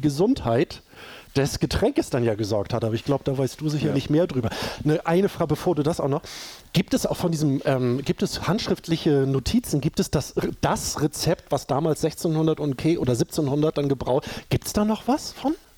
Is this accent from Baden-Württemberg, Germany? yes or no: no; Hamburg, Germany; bei uns in Hamburg